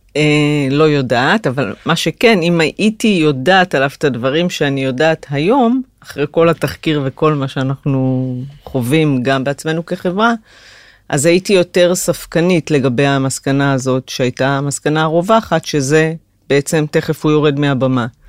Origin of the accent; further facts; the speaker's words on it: Migdal HaEmek, Northern District, Israel; moved away as an adult; ההתחלה הייתה במגדל העמק, שם נולדתי ושם למדתי עד הצבא